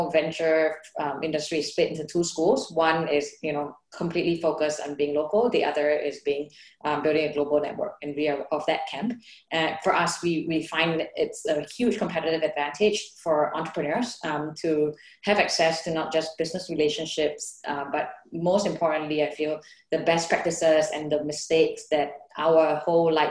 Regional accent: Bangkok, Thailand; first language Thai; English is a second language; also born or lived in United States / China / India; now in Singapore; I'm originally from Bangkok. I grew up, you know, around the whole, you know, Southeast Asia is really my home.

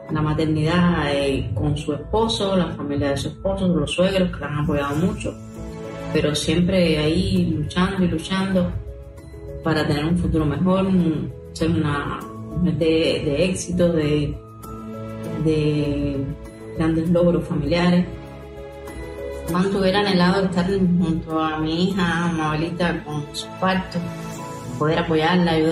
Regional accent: Cuba; somos las madres cubanas

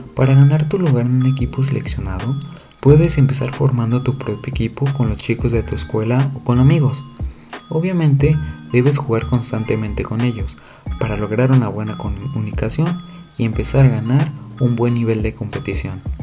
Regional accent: Mexico; México, mi país de origen y residencia

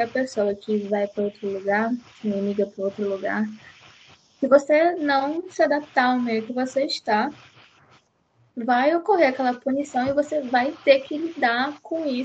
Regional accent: Belém, Pará, Brazil; se eu não falo, por exemplo, que eu sou de Belém, né, vim do Pará, é, todo mundo já pensa que eu sou carioca, assim, nossa, teu jeito de falar é bem carioca.

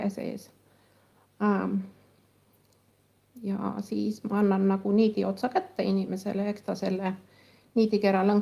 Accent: Kullamaa, Lääne County, Estonia; ja mina tulin Kullamaalt ja siis ei olnud Google Maps ega, ega mingisuguseid

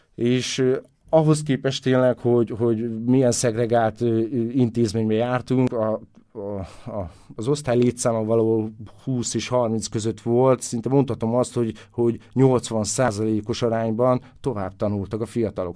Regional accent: Karcag, Jász-Nagykun-Szolnok, Hungary; Karcag, hát Kelet-Magyarország szívébe van, valahol pontosan Debrecen és Szolnok között

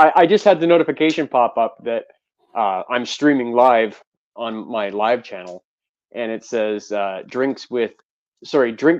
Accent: Canada; me and Ray being Canadian

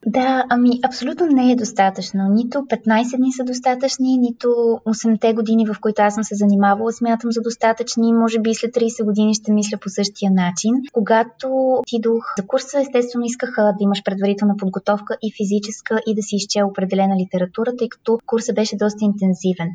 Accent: Sofia, Sofia City, Bulgaria; moved away as an adult; also born or lived in Australia; now in Plovdiv, Bulgaria; От София съм родом, в момента живея в Пловдив

